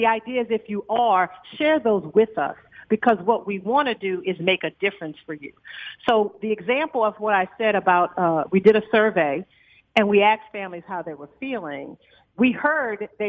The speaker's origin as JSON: {"language": "English", "town": "New Orleans", "region": "Louisiana", "country": "United States", "tie": "born or raised there", "moved": "as an adult", "lives_now": "Dallas, United States", "said": "I grew up, you know, I'm originally from New Orleans"}